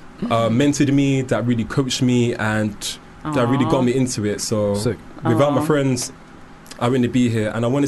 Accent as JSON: {"language": "English", "town": "Herne Hill", "region": "London", "country": "United Kingdom", "said": "Basically, it's in southeast London, so it's like near Brixton."}